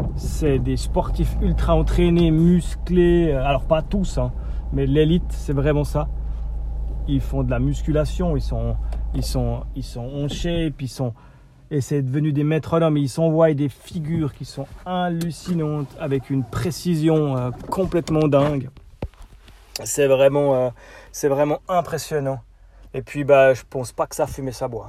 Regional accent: Switzerland; chez nous en Suisse

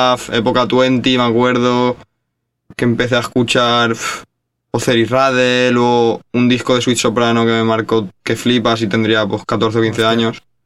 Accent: Valencia, Valencian Community, Spain; somos dos chavales de Valencia

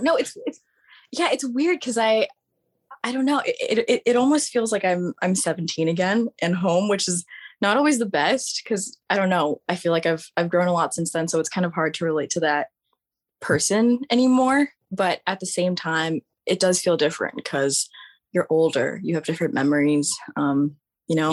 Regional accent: Virginia, United States; Virginia, my whole entire life

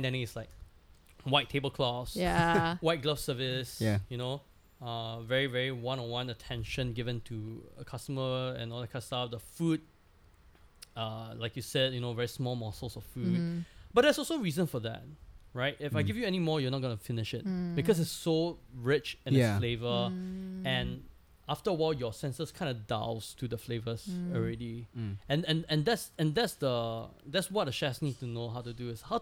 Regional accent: Singapore; I know my value as a Singaporean in a kitchen

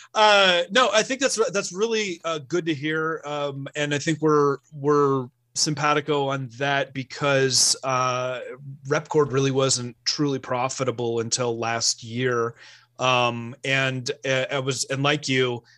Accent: Bay Area, California, United States; moved away as an adult; now in Sierra Nevada foothills, United States; I'm originally from the Bay Area, like literally Silicon Valley

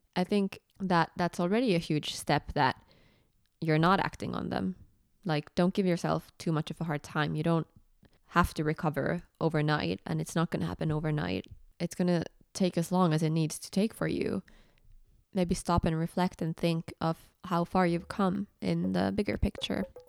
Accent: Finland; English is a second language; moved away as an adult; also born or lived in Edinburgh, United Kingdom; when I moved away from Finland

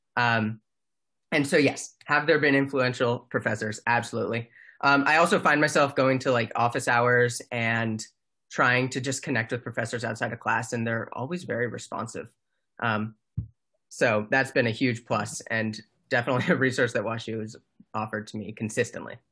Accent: Mountain View, California, United States; moved away as an adult; I am from Mountain View, California.

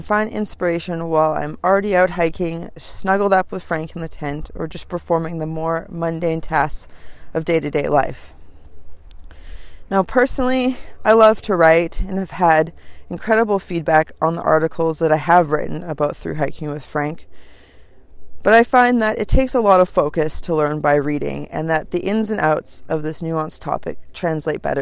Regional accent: Vancouver Island, British Columbia, Canada; I was born in the north of British Columbia, and at a very young age, my parents moved us to Vancouver Island.

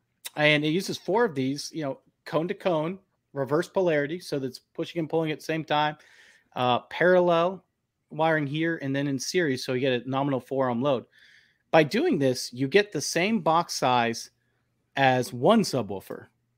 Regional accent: the North, United States; now in US South; So, you know, I'm not from the South originally. I'm from the North, but I got a nice little mix now going on. I don't have the Southern accent yet either.

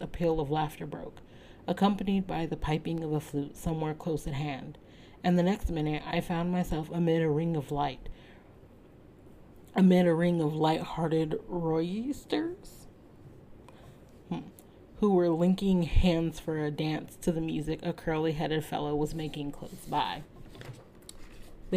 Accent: United States; As an American

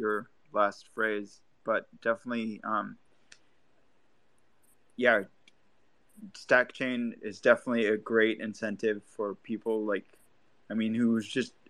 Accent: Lebanon; now in California, United States; I grew up on in Lebanon on like dial up

